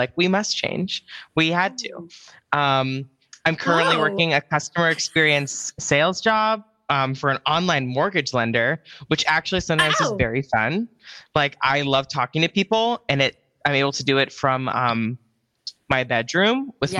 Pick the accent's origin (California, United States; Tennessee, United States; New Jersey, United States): California, United States; South Bay; I was born in Northern California, raised in the South Bay area, which is easier to say San Francisco sometimes, but it's an hour from San Francisco.